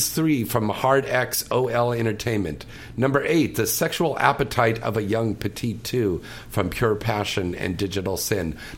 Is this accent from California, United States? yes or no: yes; San Francisco, California, United States; up in my hometown, up there of San Francisco, California.